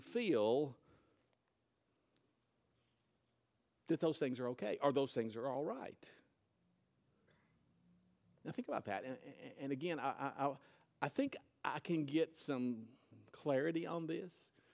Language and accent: English; the South, United States; accent: Southern; I'm a Southerner. And I talk funny sometimes